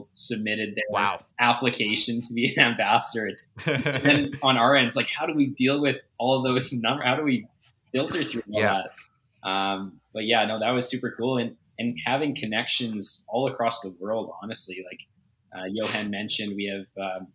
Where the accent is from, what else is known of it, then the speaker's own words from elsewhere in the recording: Alberta, Canada; also born or lived in Vancouver area; now in Vancouver, Canada; I'm the only one that's not from the Vancouver area. So I'm originally from Alberta. So I guess I'm a prairie boy at heart